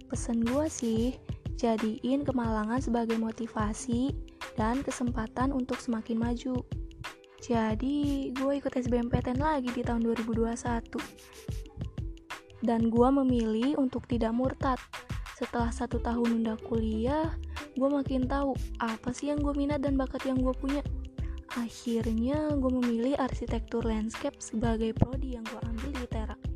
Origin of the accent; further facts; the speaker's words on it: Lampung, Indonesia; gue berasal dari Lampung.